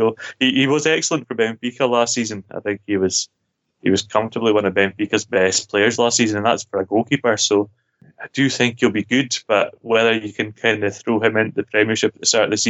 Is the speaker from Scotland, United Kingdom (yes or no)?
yes; Scotland, United Kingdom; being Scottish